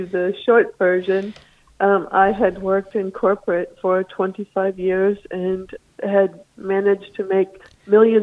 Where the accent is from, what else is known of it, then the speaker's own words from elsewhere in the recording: California, United States; moved away as an adult; now in Massachusetts, United States; I moved to Massachusetts. We're originally from California, actually.